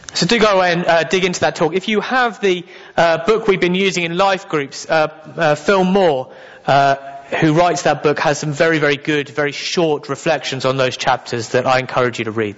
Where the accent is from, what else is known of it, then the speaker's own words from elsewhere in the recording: England, United Kingdom; I am very English.